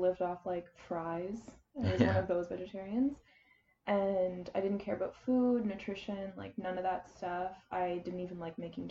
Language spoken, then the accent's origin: English; Charlottetown, Prince Edward Island, Canada; I was born in Charlottetown, Prince Edward Island, born and raised.